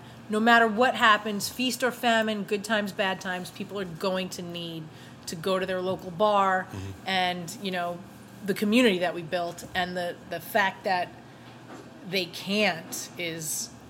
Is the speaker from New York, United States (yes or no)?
yes; New York, United States; growing up in New York.